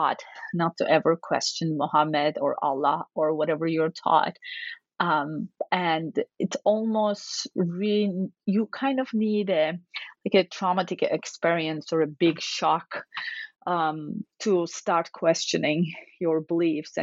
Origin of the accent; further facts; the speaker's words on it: Turkey; moved away; I grew up in Turkey, which is a predominantly Muslim country